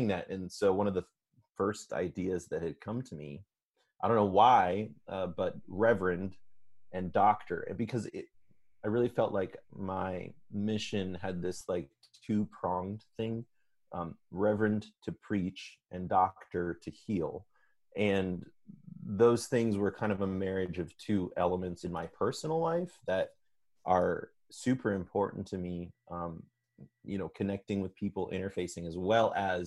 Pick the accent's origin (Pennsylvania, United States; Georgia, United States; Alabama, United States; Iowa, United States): Iowa, United States; Ames; also born or lived in Minneapolis, Minnesota; now in Los Angeles, United States; I grew up in the Midwest. I lived in a tiny town called Ames, Iowa